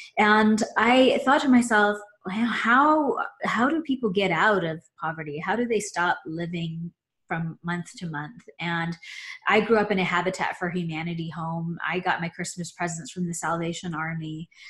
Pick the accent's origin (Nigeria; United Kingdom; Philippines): Philippines; born there; I was born in the Philippines.